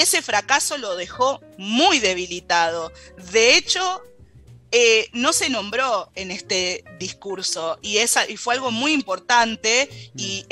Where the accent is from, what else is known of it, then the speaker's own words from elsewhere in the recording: Argentina; Para nosotros como argentinos